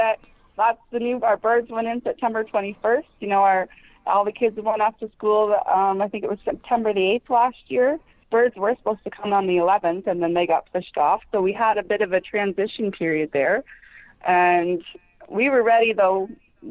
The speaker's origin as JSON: {"language": "English", "town": "Harmony", "region": "Ontario", "country": "Canada", "tie": "born or raised there", "said": "I grew up in Harmony, which is just south of Stratford."}